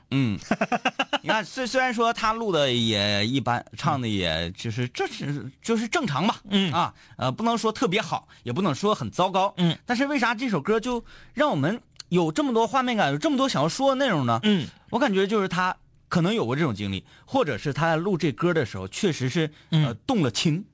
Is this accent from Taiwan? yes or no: no; Changchun, Jilin, China; 我是这个长春人，东北虎是我的家乡球队